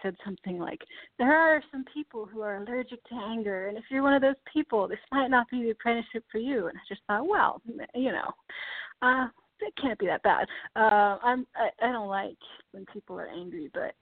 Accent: East Coast, United States; also born or lived in New York City; I grew up on the East Coast

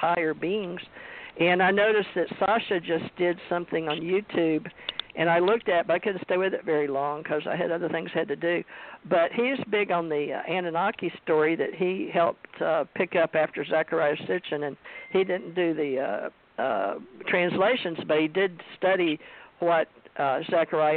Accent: West Monroe, Louisiana, United States; moved away; also born or lived in Houston, Texas / Hawaii; growing up in Monroe, Louisiana, West Monroe, Louisiana

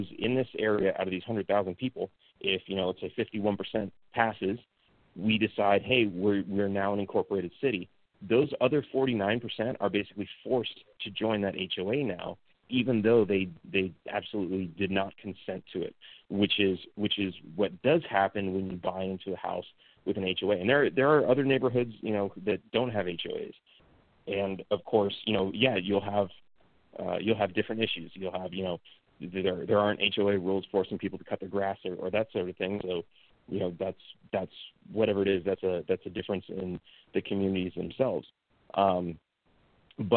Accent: California, United States; moved away as an adult; also born or lived in Texas; now in Mexico; Growing up in California

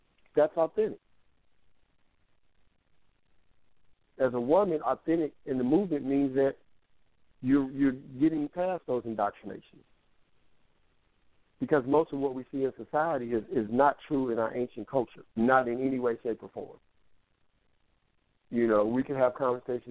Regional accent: Kansas City, United States; the mindset that I grew up with in Kansas City

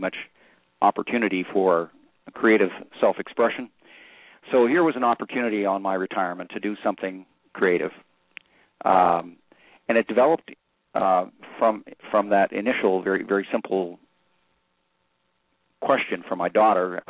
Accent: Western Canada, Canada; moved away as an adult; now in United States; I grew up in Western Canada, went to graduate school at Harvard and MIT, married an American, ultimately became an American citizen, and have lived here for the last 40 years.

